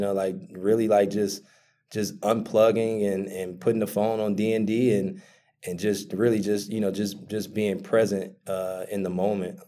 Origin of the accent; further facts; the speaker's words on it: Milwaukee, Wisconsin, United States; born and raised in Milwaukee, Wisconsin